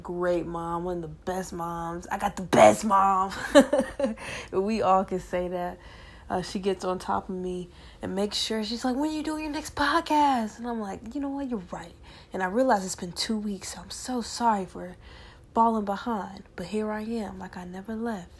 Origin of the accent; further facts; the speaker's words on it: Decatur, Georgia, United States; from where I'm from Decatur, Georgia.